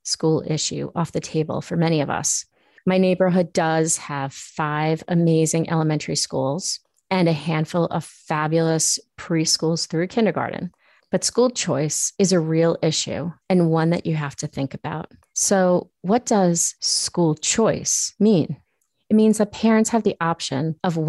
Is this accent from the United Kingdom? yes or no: no; Long Island, New York, United States; moved away as an adult; also born or lived in Queens, New York; now in Boston, United States; I went to a parochial school from first to fifth grade, and then my dad suddenly died, and we moved from Queens to Long Island. The public schools where I grew up were amazing.